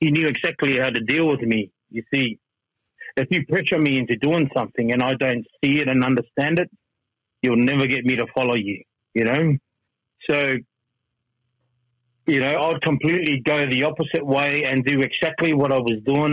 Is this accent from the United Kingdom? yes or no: no; Melbourne, Victoria, Australia; moved away as an adult; we're from Melbourne